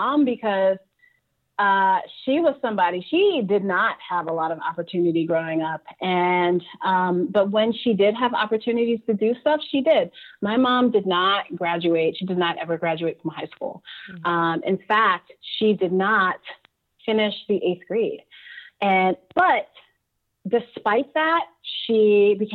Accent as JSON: {"language": "English", "town": "New York City", "region": "New York", "country": "United States", "moved": "yes", "said": "I'm from Brooklyn"}